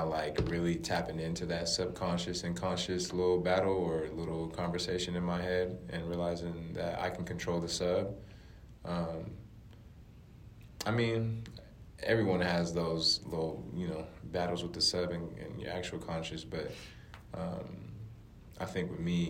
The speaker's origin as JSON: {"language": "English", "country": "United States", "also_born_or_lived": "Europe", "moved": "as an adult", "said": "coming in as American playing basketball there"}